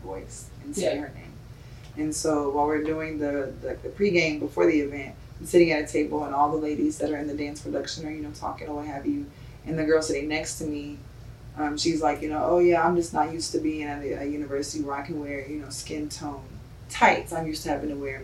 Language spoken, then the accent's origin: English; Alabama, United States; moved away; I'm from Alabama.